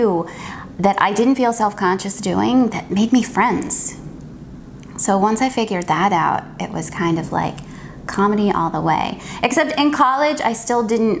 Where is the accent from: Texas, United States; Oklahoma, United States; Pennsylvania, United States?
Pennsylvania, United States; Philadelphia; only child growing up in Philly.